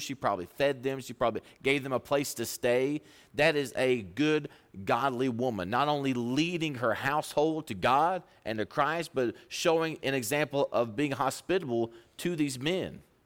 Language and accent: English; Pampa, Texas, United States; I'm from Pampa, Texas.